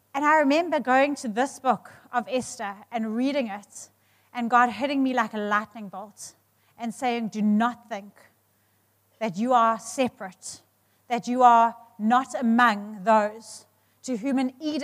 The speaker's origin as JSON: {"language": "English", "country": "South Africa"}